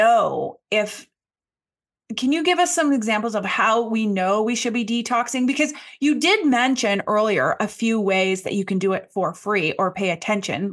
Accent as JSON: {"language": "English", "country": "Canada", "also_born_or_lived": "Ottawa", "said": "I'm Canadian and I live in a big city. I live in Ottawa, which is the capital here"}